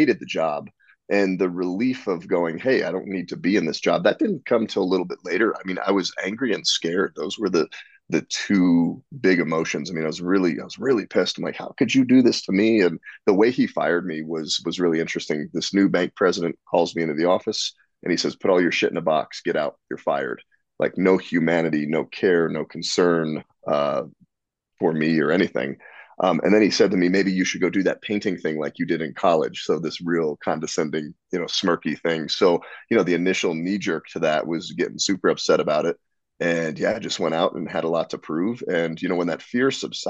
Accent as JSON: {"language": "English", "region": "Northern Colorado", "country": "United States", "tie": "born or raised there", "also_born_or_lived": "New Jersey", "said": "I was born and raised in New Jersey till I was 10. And then we moved out to Northern Colorado."}